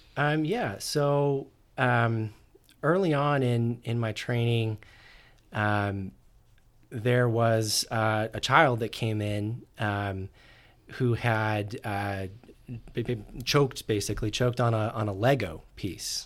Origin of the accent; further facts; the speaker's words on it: Orem, Utah, United States; I grew up in Orem, Utah